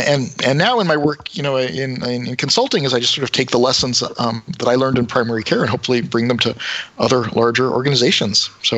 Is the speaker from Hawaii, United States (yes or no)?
no; Santa Monica, California, United States; this white kid growing up in Santa Monica, California.